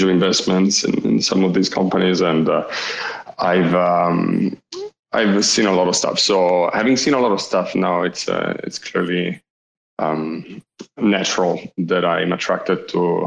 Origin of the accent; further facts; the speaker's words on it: Italy; accent: Italian; English is a second language; also born or lived in Asia / South Africa; now in United States; I'm indeed Italian. You can hear it from my accent.